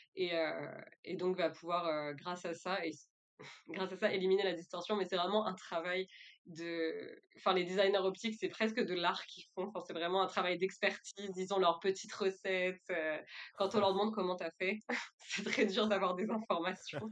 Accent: France; moved away as an adult; also born or lived in Thailand / Quebec; je suis française, j'ai commencé mes études euh, en France

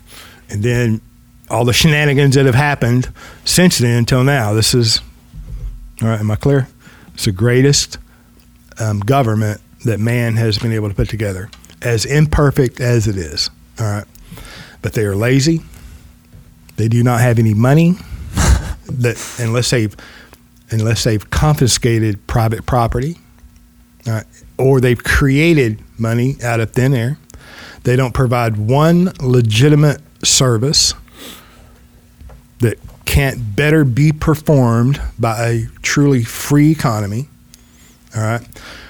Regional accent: United States; I'm an American. I'm a U.S. citizen.

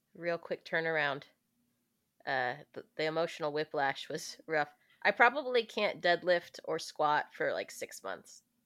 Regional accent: the South, United States; I'm from the South, so like saying daddy isn't as weird as it is for the rest of the country

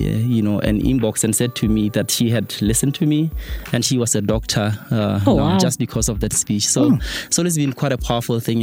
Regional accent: Botswana; moved away; I come from Mzimutlhabe.

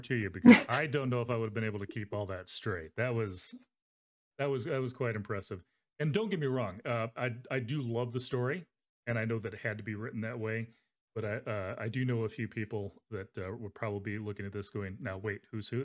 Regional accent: Arizona, United States; now in Nebraska, United States; I grew up in Arizona

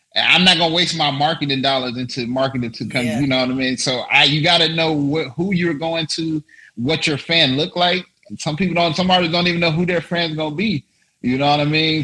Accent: Las Vegas, Nevada, United States; also born or lived in Paris; I'm from Las Vegas, uh, Nevada

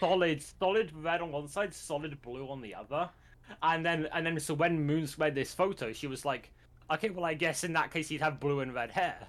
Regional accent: United Kingdom; I'm British.

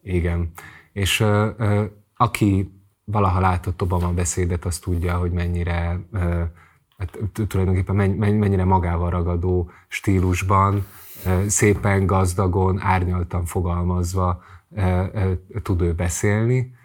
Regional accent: Hungary; amelyben én felnőttem Magyarországon

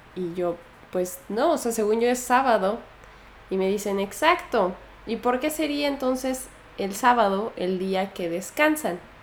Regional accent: Mexico; moved away; soy mexicana

